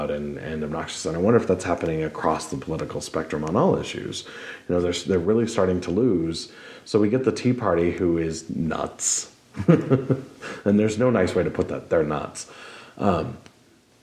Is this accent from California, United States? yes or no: no; Montana, United States; but I was raised in Montana